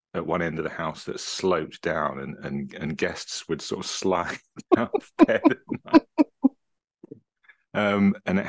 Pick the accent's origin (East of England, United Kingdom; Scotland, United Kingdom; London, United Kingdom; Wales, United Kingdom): East of England, United Kingdom; Cambridge; I was born in Cambridge, actually in what was the original Rosie Maternity Ward on Mill Road